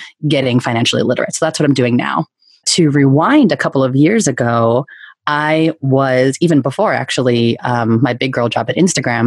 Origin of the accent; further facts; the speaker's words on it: Bay Area, California, United States; moved away as an adult; also born or lived in New York City; going back to my hometown and eventually living with my family